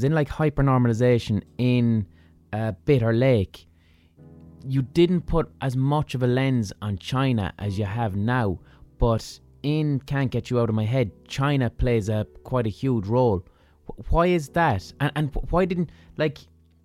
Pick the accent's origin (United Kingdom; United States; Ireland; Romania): Ireland; I'm an Irish person